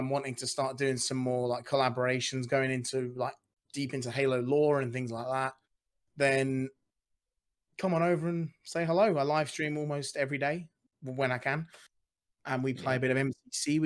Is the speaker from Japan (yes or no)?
no; United Kingdom; I'm British